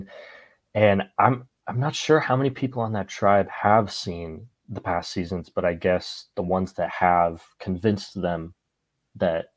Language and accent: English; United States; also born or lived in Arizona; As an American